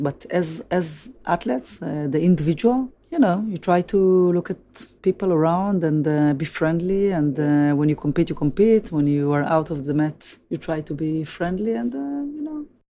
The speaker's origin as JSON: {"language": "English", "town": "Tel Aviv", "region": "Tel Aviv District", "country": "Israel", "tie": "born or raised there", "said": "Tel Aviv, which I was born and grew up"}